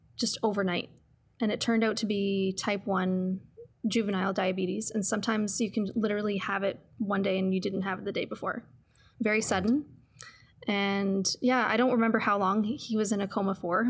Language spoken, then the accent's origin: English; Sudbury, Ontario, Canada; moved away as an adult; now in Calgary, Canada; I grew up in Sudbury, and it's, it's a city, but it's very much a small town